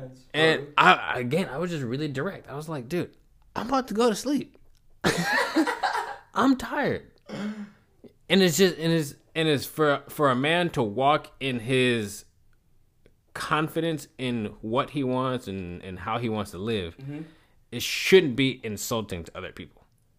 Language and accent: English; New York City, New York, United States; It could be that I'm from New York City, man.